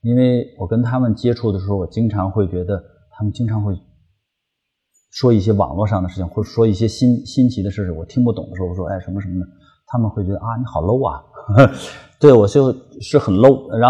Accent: China; 它其实是源于我们中国人的生活。

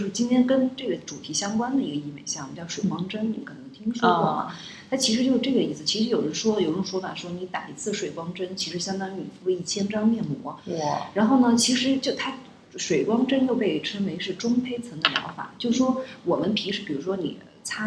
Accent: southern China, China; moved away; 就是可能以前我是南方人啊

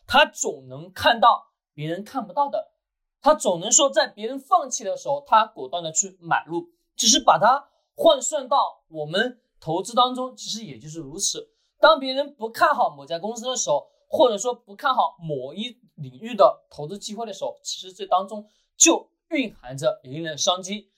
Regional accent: China; 我们中国人一直把这个词汇给忘记了

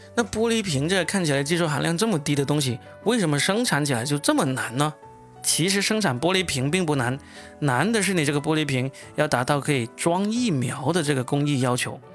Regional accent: China; 我们中国人

